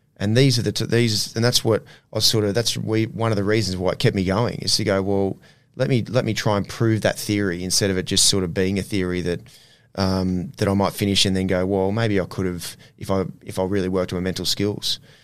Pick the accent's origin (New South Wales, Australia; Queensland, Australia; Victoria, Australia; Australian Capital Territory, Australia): Queensland, Australia; Ipswich; growing up in Ipswich